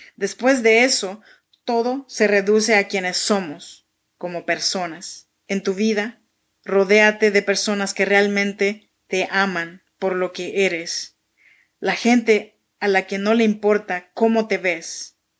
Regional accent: Chinantla region, Oaxaca, Mexico; now in Sacramento, United States

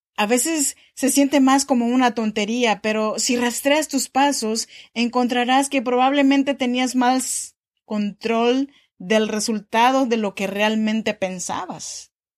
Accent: Oaxaca, Mexico; now in Sacramento, United States; yo soy mexicana de Oaxaca

